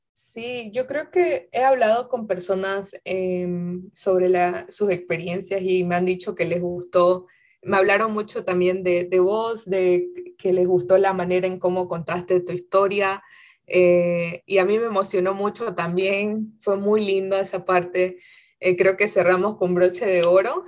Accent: Santa Cruz de la Sierra, Santa Cruz, Bolivia; moved away as an adult; now in United States; yo soy de Santa Cruz de la Sierra, ah, pero toda mi familia es como de los valles cruceños

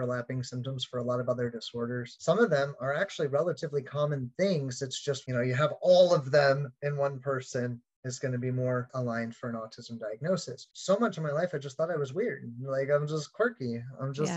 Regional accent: Anchorage, Alaska, United States; growing up in Anchorage, Alaska

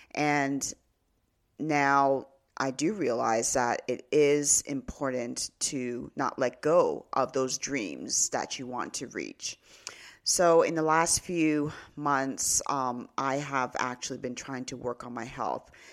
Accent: Canada; also born or lived in Nigeria (ancestry); I was born in Canada

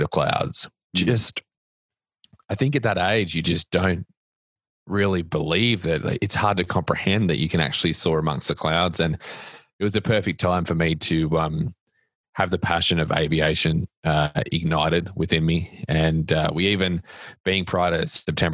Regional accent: Australia; moved away; As you can tell from my accent, I am not from Nashville or Tennessee or the US. I grew up in a beach town in Australia

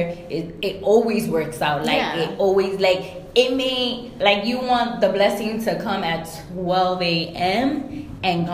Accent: New York City, New York, United States; my homies from my block that I grew up with, like, it was just love because we're from New York City

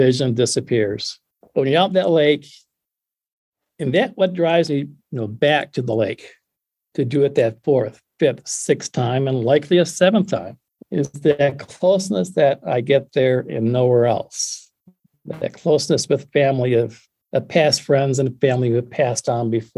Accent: West Michigan, United States; I grew up on West Michigan.

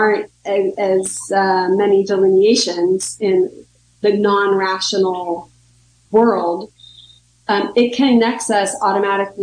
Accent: United States; I'm American and I grew up here

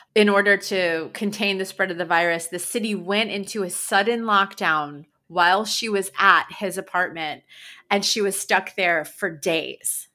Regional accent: New York, United States; moved away; it's where I grew up in New York

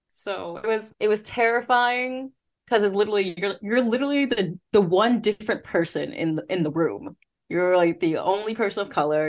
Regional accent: Philadelphia, Pennsylvania, United States; accent: Philly; moved away as an adult; also born or lived in South Korea; I'm from Philly, for Philadelphia, P A, so sometimes my Philly accent can come out when I'm really relaxed around friends.

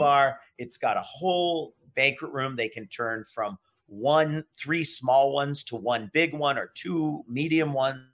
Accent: Honolulu, Hawaii, United States; moved away; also born or lived in Seattle, Washington / Maine / Baltimore, Maryland; I got into a place in Hawaii right down the street from my house where I grew up in near Honolulu in an area called Hawaii Kai.

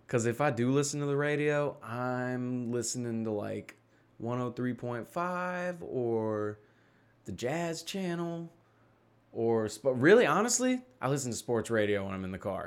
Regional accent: Memphis, Tennessee, United States; accent: Southern; I'm from Memphis. Like, I'm from Tennessee.

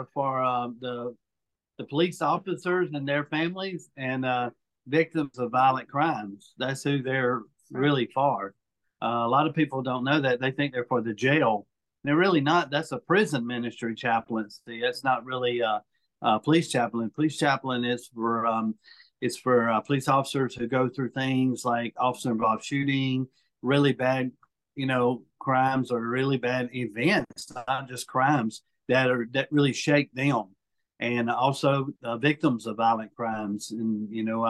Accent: Mobile, Alabama, United States; also born or lived in South Florida; I was adopted from South Florida when I was 5 days old. And, moved pretty much here to West Mobile, and I've been in Mobile County pretty much all my life

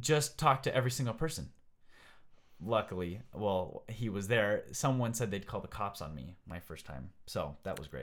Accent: United States; I'm from America

